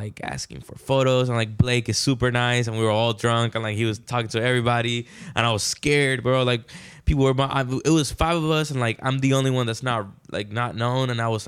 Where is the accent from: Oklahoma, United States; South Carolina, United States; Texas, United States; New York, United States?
Texas, United States; Houston; I did Bumpy's birthday because I'm from Houston.